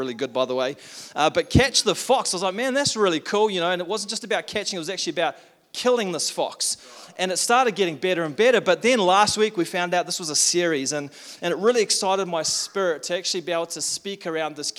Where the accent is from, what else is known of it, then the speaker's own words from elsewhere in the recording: South Africa; also born or lived in Tauranga, New Zealand; now in Taupo, New Zealand; I'm from South Africa